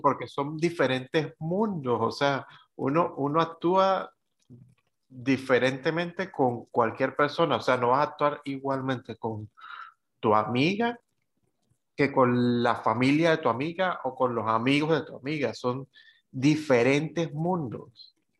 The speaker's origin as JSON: {"language": "Spanish", "country": "Venezuela", "moved": "yes", "said": "desde que salí de Venezuela"}